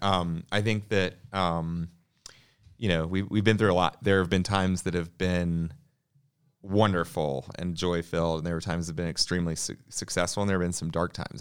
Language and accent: English; Atlanta, Georgia, United States; I grew up in Atlanta